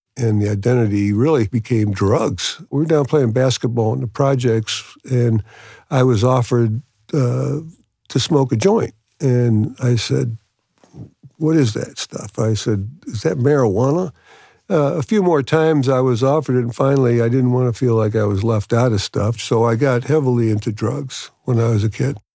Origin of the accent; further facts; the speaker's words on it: New York City, New York, United States; I'm from New York City, New York.